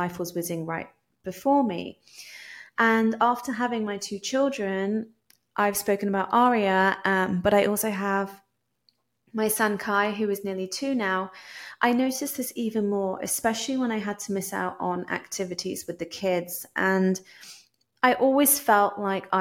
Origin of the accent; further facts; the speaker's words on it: England, United Kingdom; moved away as an adult; also born or lived in California / Puerto Rico; now in Palmas del Mar, Puerto Rico; hopefully you can tell from my accent that I am from England, but I'm actually currently living in Puerto Rico